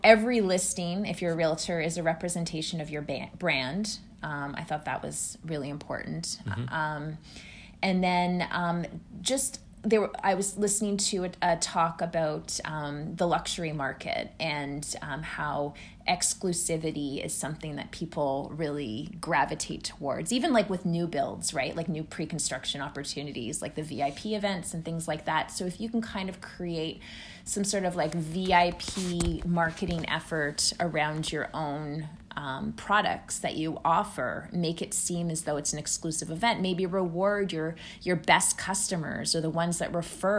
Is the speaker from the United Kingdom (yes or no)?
no; Canada; I'm from Canada